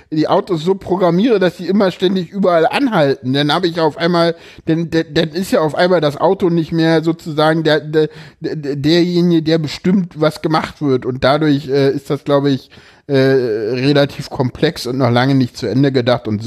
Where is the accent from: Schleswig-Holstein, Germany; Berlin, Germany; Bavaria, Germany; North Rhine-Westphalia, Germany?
Berlin, Germany; Gut, ich komme aus Berlin.